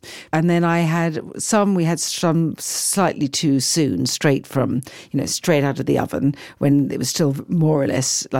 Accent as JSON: {"language": "English", "country": "United Kingdom", "also_born_or_lived": "London", "said": "I feel very proud as a British person to hear this."}